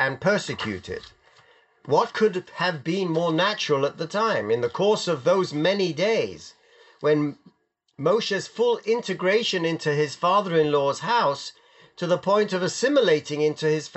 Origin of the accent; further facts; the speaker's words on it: London, United Kingdom; my mother never let me wear my yarmulke on the streets of London